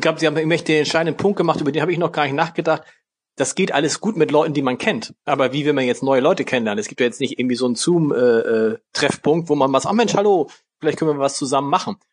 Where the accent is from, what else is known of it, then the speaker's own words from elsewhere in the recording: Hamburg, Germany; als gebürtiger Harburger